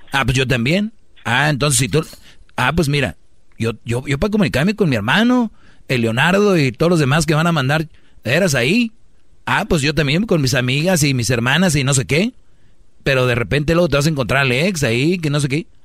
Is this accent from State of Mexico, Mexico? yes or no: no; Nayarit, Mexico; Nosotros somos de Nayarit.